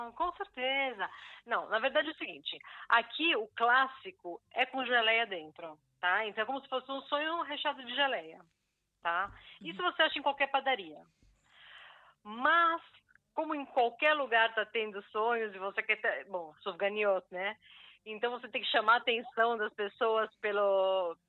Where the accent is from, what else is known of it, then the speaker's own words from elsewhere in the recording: São Paulo, Brazil; moved away as an adult; now in Israel; eu sou de São Paulo. Ah, já fiz aliá, estou ah, aqui em Israel há uns 14 anos